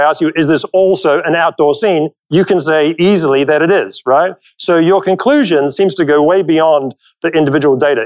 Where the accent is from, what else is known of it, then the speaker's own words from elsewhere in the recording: New Zealand; moved away; I'm originally from New Zealand